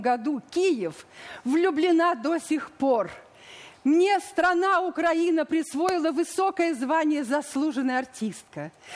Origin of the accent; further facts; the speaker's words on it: Volga region, Russia; moved away as an adult; also born or lived in Leningrad; now in Kyiv, Ukraine; Я актриса, родилась на Волге, я русская